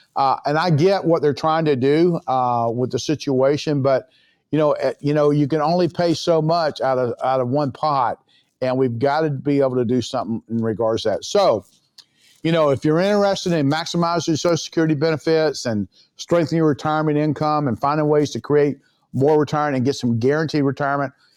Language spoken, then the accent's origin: English; Florida, United States; I'm from Florida, certainly, uh, World Golf Village here in San Augustine, Florida